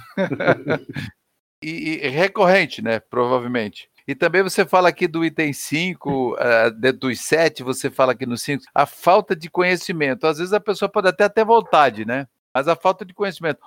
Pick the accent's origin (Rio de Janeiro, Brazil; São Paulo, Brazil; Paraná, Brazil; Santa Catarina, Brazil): Santa Catarina, Brazil; moved away; Eu sou de Santa Catarina